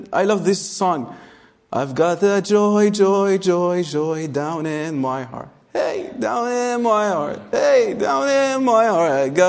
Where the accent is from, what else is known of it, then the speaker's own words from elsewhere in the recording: Bethlehem, West Bank, Palestine; Say, actually, I'm from Bethlehem. Oh, you're from Israel. I say, yeah, okay, I'm from Israel.